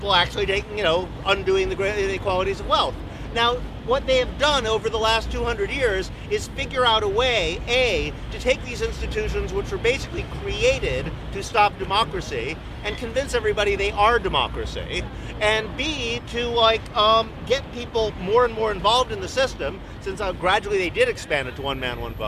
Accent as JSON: {"language": "English", "country": "United States", "said": "I come from the United States"}